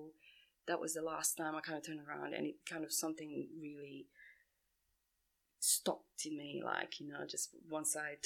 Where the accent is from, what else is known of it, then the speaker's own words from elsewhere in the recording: Sarajevo, Bosnia & Herzegovina; also born or lived in Split, Croatia; now in Sydney, Australia; I was born in Bosnia, Sarajevo, so I left Bosnia when the war started in 1992